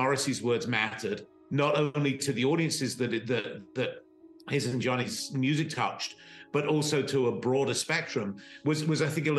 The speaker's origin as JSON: {"language": "English", "region": "suburban England", "country": "United Kingdom", "said": "youngish kids from suburban England, as we all sort of were."}